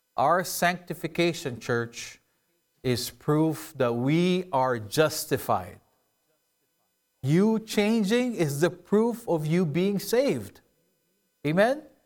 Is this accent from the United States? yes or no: no; Philippines; moved away; I grew up in the Philippines